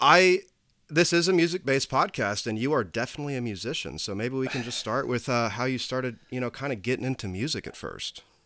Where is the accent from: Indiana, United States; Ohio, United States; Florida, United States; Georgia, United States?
Indiana, United States; Indianapolis; I'm originally from the east side of Indianapolis